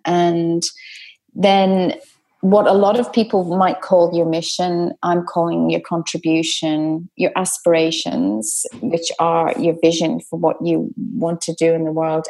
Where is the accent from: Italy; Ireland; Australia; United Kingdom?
Ireland; Dublin, Leinster; I was brought up in Dublin